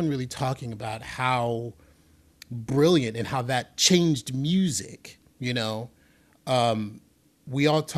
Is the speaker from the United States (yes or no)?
yes; New York City, New York, United States; You know, I'm from the Bronx. I grew up in the Bronx in the 70s and 80s.